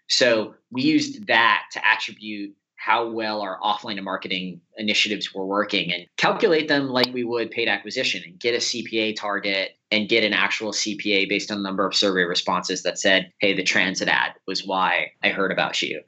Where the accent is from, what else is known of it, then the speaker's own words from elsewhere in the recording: New Orleans, Louisiana, United States; moved away as an adult; also born or lived in Chicago; I grew up in New Orleans, Louisiana, and I went to college in Chicago at Loyola University there